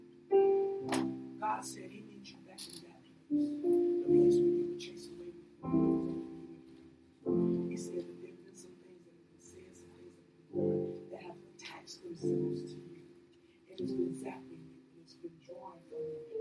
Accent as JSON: {"language": "English", "town": "Chicago", "region": "Illinois", "country": "United States", "said": "I'm from Chicago"}